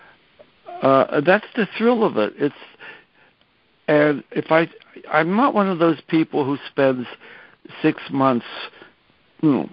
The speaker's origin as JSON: {"language": "English", "town": "McKeesport", "region": "Pennsylvania", "country": "United States", "tie": "born or raised there", "moved": "yes", "said": "I went to Pittsburgh, to my hometown, and made a movie about McKeesport"}